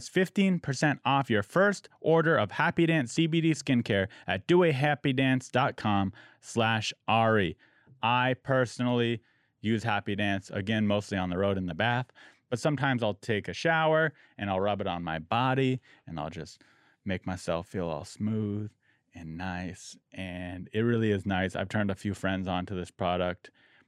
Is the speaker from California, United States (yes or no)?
yes; San Diego, California, United States; My hometown.